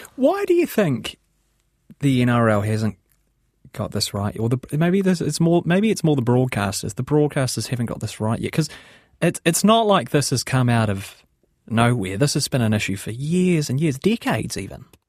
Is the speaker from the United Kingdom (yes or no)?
no; New Zealand; accent: New Zealand; I'm a New Zealander, I have a New Zealand accent.